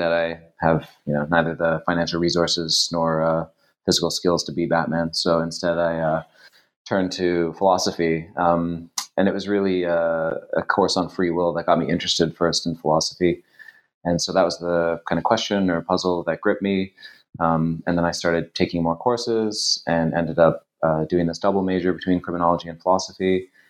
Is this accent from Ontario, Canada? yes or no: yes; Toronto, Ontario, Canada; So I am Canadian. I grew up in Toronto, and I did my undergraduate there.